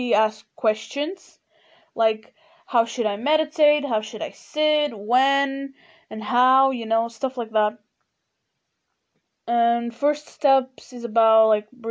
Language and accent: English; Portugal; first language Portuguese; English is a second language; I'm Portuguese and my main, you know, my mother language is Portuguese